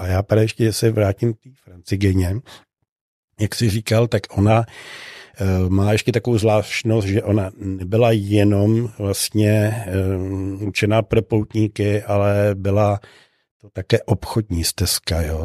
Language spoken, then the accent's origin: Czech; Czechia; ptali se mě, odkud jsem. Já jsem říkal, že z České republiky